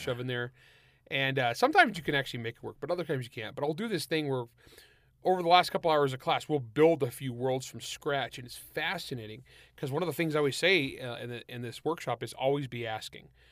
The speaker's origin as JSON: {"language": "English", "area": "San Joaquin Valley", "region": "California", "country": "United States", "tie": "born or raised there", "said": "I grew up in the San Joaquin Valley of California"}